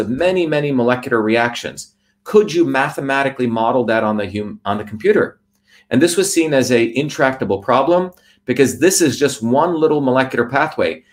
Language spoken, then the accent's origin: English; New Jersey, United States; also born or lived in India; I was a very humble Indian kid growing up in New Jersey